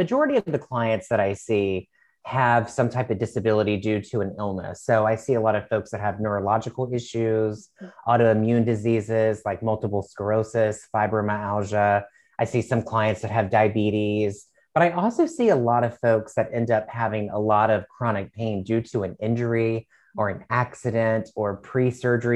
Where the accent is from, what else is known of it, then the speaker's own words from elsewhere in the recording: Virginia, United States; moved away as an adult; now in Washington, D.C., United States; I was born and raised in Virginia